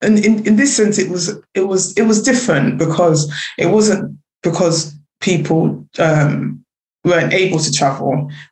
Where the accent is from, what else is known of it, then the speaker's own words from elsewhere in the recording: Jamaica; especially like being Jamaican, it was this that I was already skinny anyway.